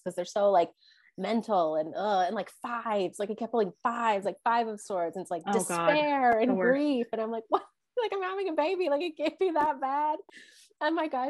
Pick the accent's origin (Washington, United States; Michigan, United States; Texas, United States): Texas, United States; growing up in Texas